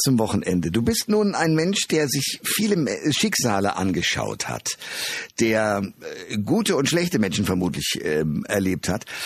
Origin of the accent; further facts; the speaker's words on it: Germany; wir Deutsche